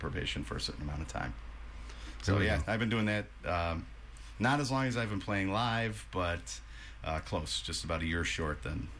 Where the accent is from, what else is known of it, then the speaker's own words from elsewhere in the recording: Cleveland, Ohio, United States; I am from Cleveland, yep. Yeah. I grew up here